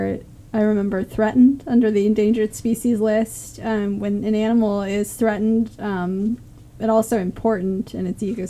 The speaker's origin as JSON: {"language": "English", "region": "Florida", "country": "United States", "tie": "born or raised there", "said": "I'm a native."}